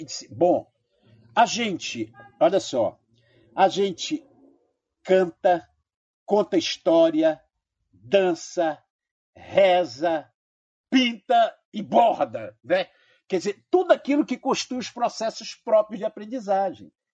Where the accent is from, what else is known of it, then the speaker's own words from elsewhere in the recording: Amazonas, Brazil; porque eu sou amazonense.